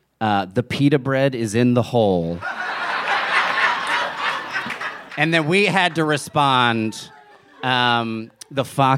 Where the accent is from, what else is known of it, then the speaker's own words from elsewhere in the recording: New Jersey, United States; Because that's what it was growing up in New Jersey.